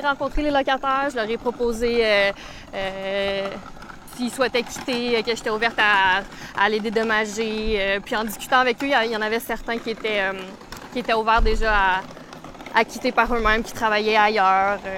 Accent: Saint-Esprit, Quebec, Canada; j'ai grandi à Saint-Esprit, donc rive nord de Montréal. Euh, j'ai grandi ici en campagne.

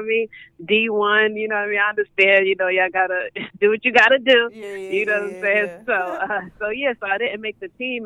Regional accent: New York City, New York, United States; I'm from Brooklyn

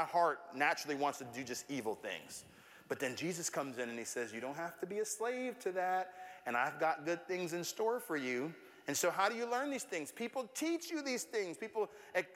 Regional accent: Tampa, Florida, United States; growing up in Tampa

